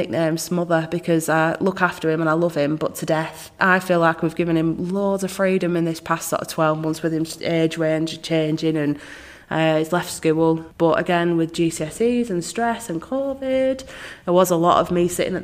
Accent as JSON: {"language": "English", "town": "Rochdale", "region": "North West England", "country": "United Kingdom", "tie": "born or raised there", "said": "I was born here"}